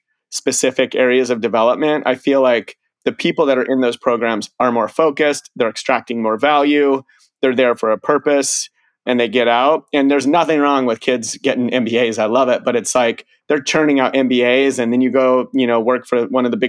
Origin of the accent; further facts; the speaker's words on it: Colorado, United States; growing up in Colorado